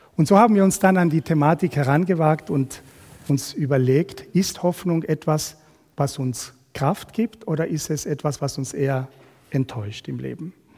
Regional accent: Argentina; moved away as an adult; now in Switzerland; Ursprünglich kommen wir aber aus Südamerika, aus Argentinien. Wir haben 25 Jahre in einem Land gelebt

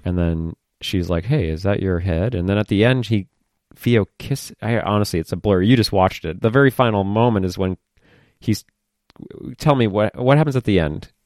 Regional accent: United States; I'm an American

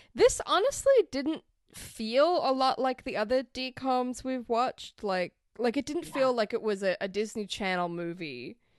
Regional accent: Australia; now in United States; being an Australian in America

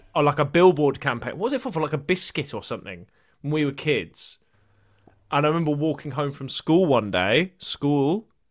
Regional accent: Brighton, South East England, United Kingdom; when I grew up in Bri, uh, you know, Brighton's always been like an okay place

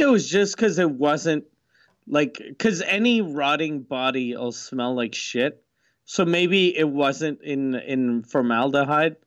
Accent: Quebec, Canada; accent: Quebecois; I'm from Quebec, 'cause my mom's French

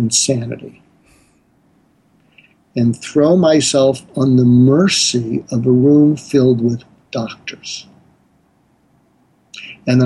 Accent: a suburb of Boston, Massachusetts, United States; moved away as an adult; also born or lived in Berkeley, California; I grew up in a suburb of Boston

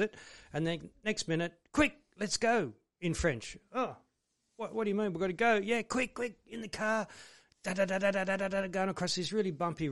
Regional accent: Oak Flats, New South Wales, Australia; also born or lived in Kiama / Sydney / France; Born in Kiama, and lived in Oak Flats most of my life

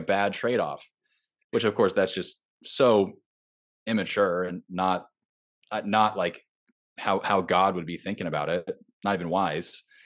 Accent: Southern California, United States; moved away as an adult; now in Nashville, United States; I grew up in Southern California, I live in Nashville now

